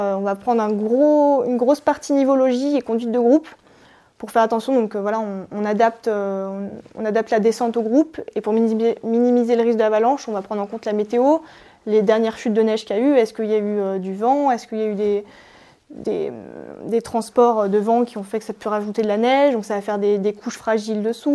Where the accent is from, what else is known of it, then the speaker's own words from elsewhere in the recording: Maurienne, Auvergne-Rhône-Alpes, France; Je viens de Maurienne, à euh, Albi-Moron, c'est une petite station euh, à 1600 mètres